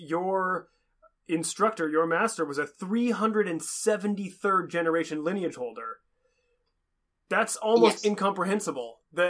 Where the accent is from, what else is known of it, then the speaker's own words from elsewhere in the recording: Seattle, Washington, United States; Rachel and I come from the Seattle, Washington area.